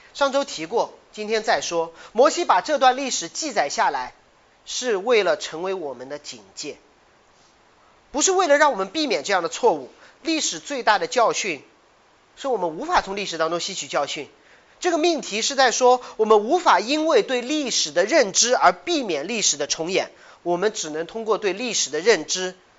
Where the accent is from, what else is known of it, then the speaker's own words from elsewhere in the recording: China; 你小看我中国人的学习能力